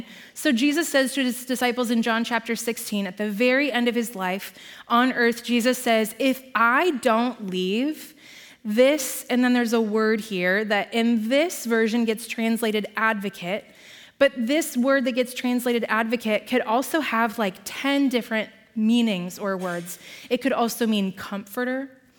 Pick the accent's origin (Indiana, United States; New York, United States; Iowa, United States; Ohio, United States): Iowa, United States; Nevada; We grew up in Nevada, Iowa.